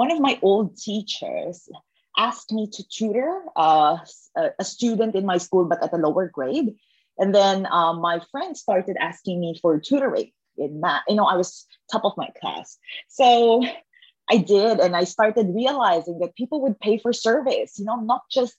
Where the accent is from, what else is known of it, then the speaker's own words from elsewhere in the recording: Philippines; growing up in the Philippines, that's a developing country back then